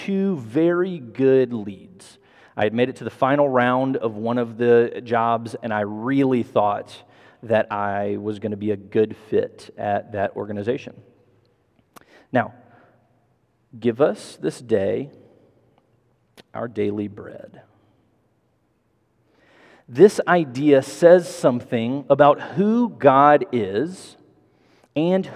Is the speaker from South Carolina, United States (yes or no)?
no; Memphis, Tennessee, United States; also born or lived in Mississippi / Massachusetts / Chicago; I moved to Memphis when I was 10 from very small town, Mississippi.